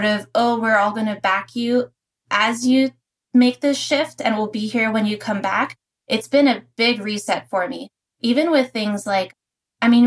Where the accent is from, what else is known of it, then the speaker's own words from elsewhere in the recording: Pittsburgh, Pennsylvania, United States; moved away as an adult; also born or lived in Prescott, Arizona; growing up, I'm from Pittsburgh, Pennsylvania